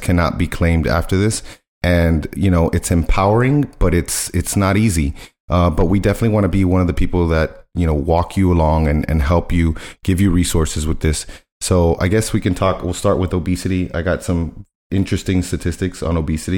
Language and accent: English; Miami, Florida, United States; I was born in Miami, raised in Miami